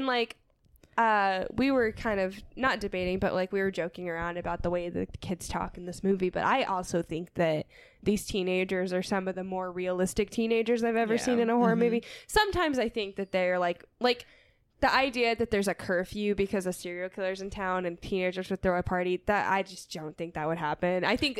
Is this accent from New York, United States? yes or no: no; Texas, United States; Yes, I'm from Texa